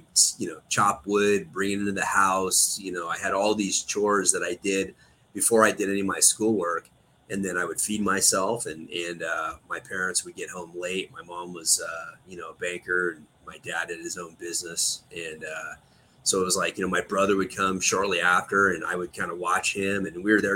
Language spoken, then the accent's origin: English; Pollock Pines, California, United States; Pleasant Valley, Pollock Pines area is kind of where I grew up. So just east of here.